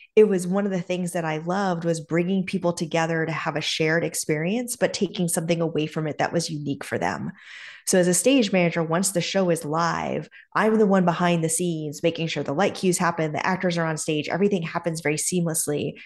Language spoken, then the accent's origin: English; North Andover, Massachusetts, United States; also born or lived in Keene, New Hampshire; We were there through the third grade, and then we moved to a town called North Andover, Mass, uh, which is sort of the North Shore area of Massachusetts, just above Boston